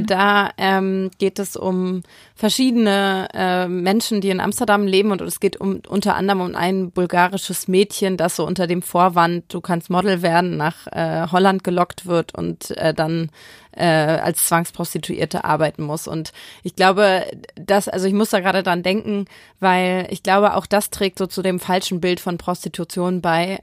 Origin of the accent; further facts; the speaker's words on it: Hamburg, Germany; ich bin in Hamburg aufgewachsen